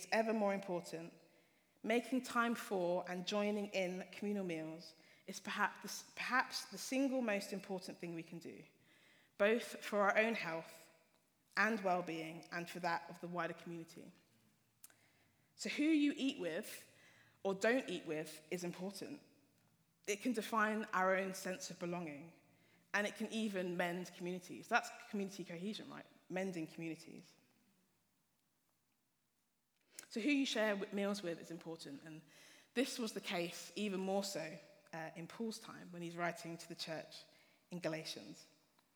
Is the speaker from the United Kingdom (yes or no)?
yes; Hertfordshire, East of England, United Kingdom; moved away as an adult; now in Nottingham, United Kingdom; I grew up in Hertfordshire